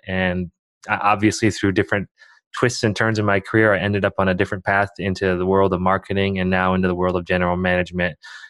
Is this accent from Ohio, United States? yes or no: yes; Bowling Green, Ohio, United States; moved away as an adult; also born or lived in China; now in Oregon, United States; growing up in a small town in Ohio.